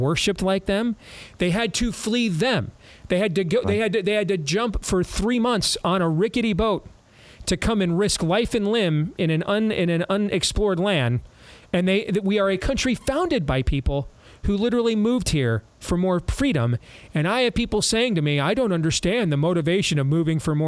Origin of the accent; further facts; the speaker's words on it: Iowa, United States; my home state of Iowa